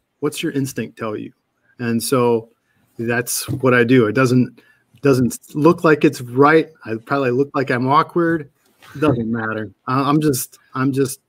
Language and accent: English; Petoskey, Michigan, United States; also born or lived in Kalamazoo, Michigan / Detroit area, Michigan / Seattle, Washington; now in Lansing, United States; I grew up in Petoskey